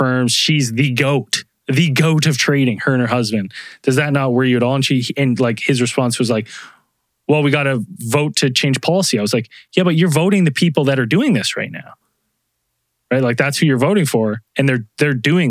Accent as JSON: {"language": "English", "country": "Canada", "said": "I'm Canadian"}